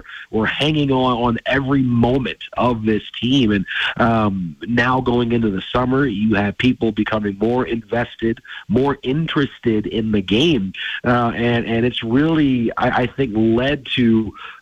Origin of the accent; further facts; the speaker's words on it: Detroit, Michigan, United States; moved away; I grew up in Detroit, and it was late 90s, early 2000s